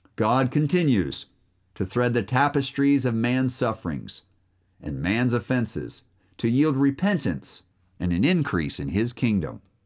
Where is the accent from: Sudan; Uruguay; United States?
United States; I'm American too